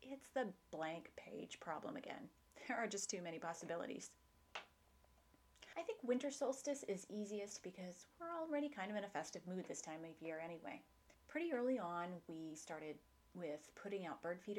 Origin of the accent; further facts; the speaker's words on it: Houston, Texas, United States; also born or lived in Dallas; I grew up in Houston, and as an adult, I moved to Dallas